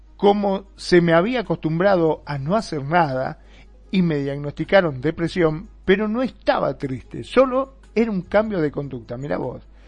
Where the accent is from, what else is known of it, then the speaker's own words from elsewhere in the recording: Argentina; en mi país también, en Argentina